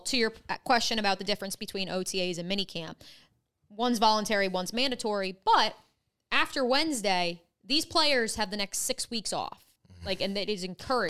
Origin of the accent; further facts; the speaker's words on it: Freehold, New Jersey, United States; moved away as an adult; also born or lived in Iowa City, Iowa / Ithaca, New York; now in Jacksonville, United States; my hometown, shout out Freehold, New Jersey, is the geographic center between Philly and New York